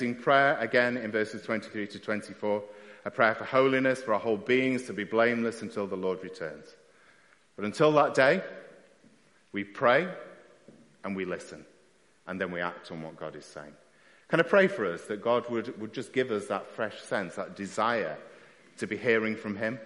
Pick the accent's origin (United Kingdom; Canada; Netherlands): United Kingdom; we're very British at times, keep ourselves to ourselves